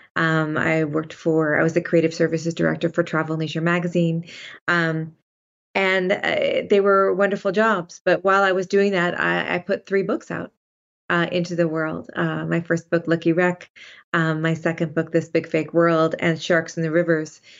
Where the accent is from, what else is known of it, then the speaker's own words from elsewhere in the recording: Sonoma, California, United States; I grew up in Sonoma, California